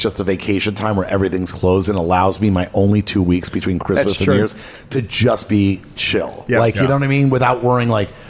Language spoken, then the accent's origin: English; Miami, Florida, United States; now in Los Angeles, United States; my whole life I grew up in Miami.